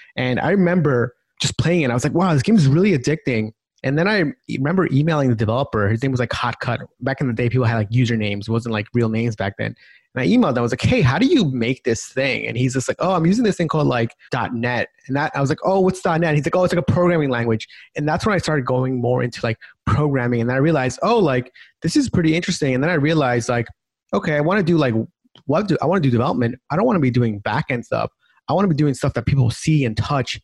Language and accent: English; Long Island, New York, United States; my background is I grew up in New York, so Long Island.